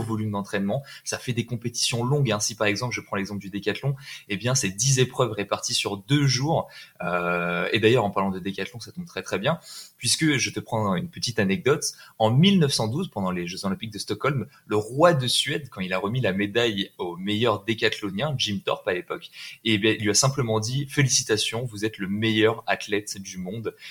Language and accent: French; France; En tant que Français